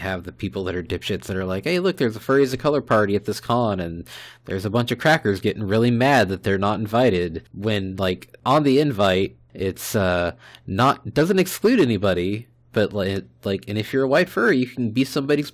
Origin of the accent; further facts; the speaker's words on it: Fort Worth, Texas, United States; I grew up on the north side of Fort Worth, which is extremely heavily Hispanic